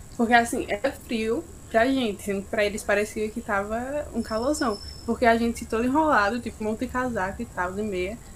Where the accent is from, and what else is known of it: Northeast Region, Brazil